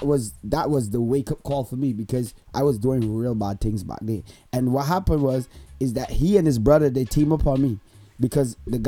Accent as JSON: {"language": "English", "country": "Barbados", "moved": "yes", "lives_now": "Canada", "said": "I hail from Barbados. I'm a Bajan. I'm living here in Canada."}